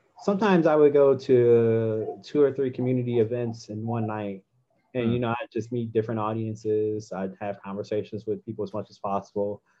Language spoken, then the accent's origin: English; Midwest, United States; moved away as an adult; now in Boston, United States; I'm from the Midwest originally